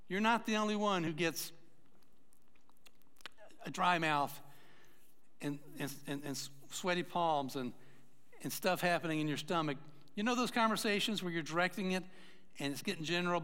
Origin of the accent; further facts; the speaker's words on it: Atlanta, Georgia, United States; moved away; I grew up in Atlanta